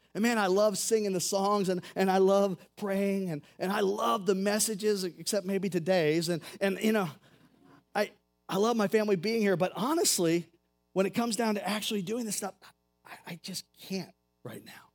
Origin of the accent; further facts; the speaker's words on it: United States; I'm an American.